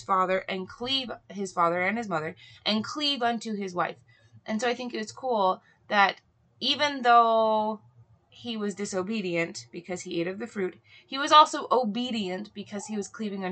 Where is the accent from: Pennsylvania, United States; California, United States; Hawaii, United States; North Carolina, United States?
Hawaii, United States; I grew up in Hawaii